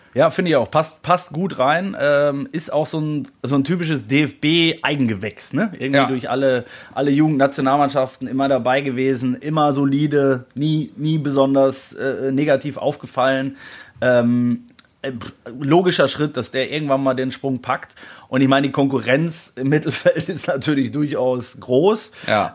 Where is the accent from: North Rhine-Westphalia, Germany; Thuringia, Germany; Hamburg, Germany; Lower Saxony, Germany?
North Rhine-Westphalia, Germany; born or raised there